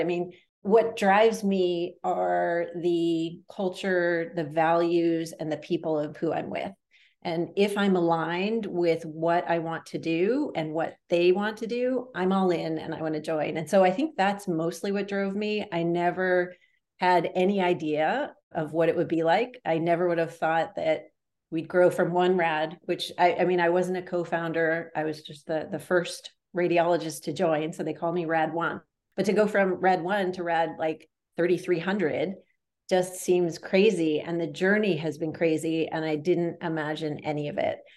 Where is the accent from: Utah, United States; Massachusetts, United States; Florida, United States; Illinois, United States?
Massachusetts, United States; a suburb outside of Boston; I grew up in a suburb outside of Boston, Massachusetts